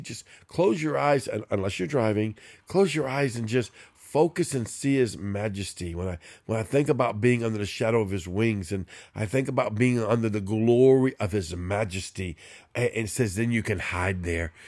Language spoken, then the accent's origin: English; New Orleans, Louisiana, United States; I'm a Cajun from New Orleans